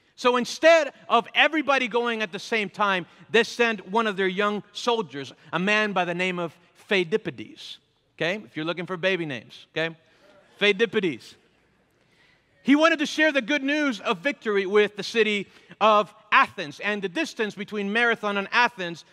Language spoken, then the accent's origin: English; Venezuela; moved away; I'm from Venezuela